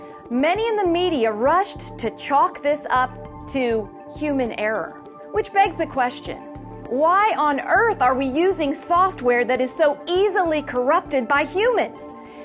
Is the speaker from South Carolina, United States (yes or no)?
no; Arizona, United States; my home state of Arizona.